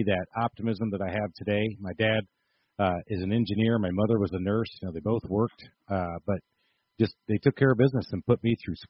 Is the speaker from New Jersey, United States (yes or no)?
no; Jackson, Michigan, United States; moved away as an adult; also born or lived in Upper Peninsula, Michigan / Charlotte; now in Atlanta, United States; Born and raised in Jackson, Michigan, 60 miles outside of Detroit. Went to school up in the Upper Peninsula, Michigan. Got too cold. Ended up in Charlotte, and now I currently live in Atlanta. I've been here since 2001.